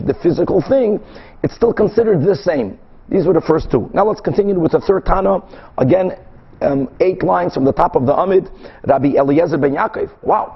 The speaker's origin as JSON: {"language": "English", "country": "Brazil", "tie": "born or raised there", "moved": "yes", "said": "In the late 70s, when I was growing up in Brazil, my father, who was selling them curtains, used to travel a lot to other countries"}